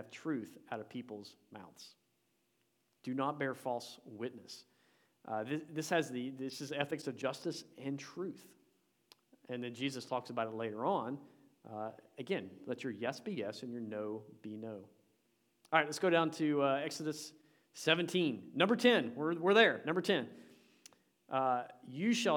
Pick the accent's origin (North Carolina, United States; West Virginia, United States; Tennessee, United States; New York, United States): Tennessee, United States; I'm from Tennessee